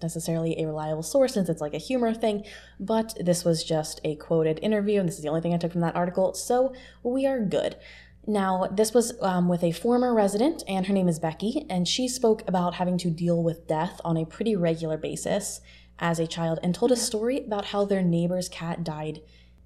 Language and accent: English; Pennsylvania, United States; I'm from Pennsylvania, so potholes in rural Pennsylvania are not unusual